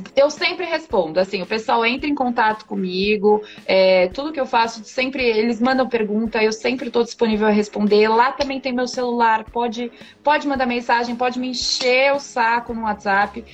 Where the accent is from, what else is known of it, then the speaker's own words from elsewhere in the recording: Brazil; nós, como brasileiros, nós temos essa cultura